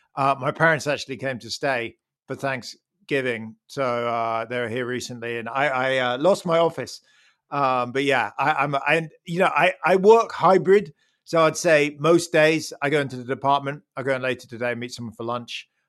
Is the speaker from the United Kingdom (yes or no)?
yes; United Kingdom; as a Brit